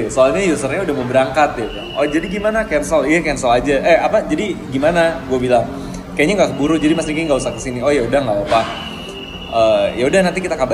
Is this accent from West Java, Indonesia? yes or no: yes; Bandung, West Java, Indonesia; also born or lived in Jakarta; oh di Bandung ya kebetulan kan gue orang Bandung